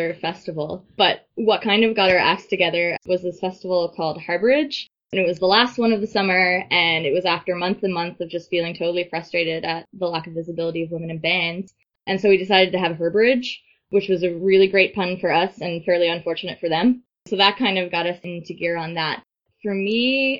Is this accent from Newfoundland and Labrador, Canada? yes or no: yes; St. John's, Newfoundland and Labrador, Canada; moved away as an adult; also born or lived in Montreal; I moved home from Montreal. And my perspective really shifted. So I kind of made the choice to like stay here in St. John's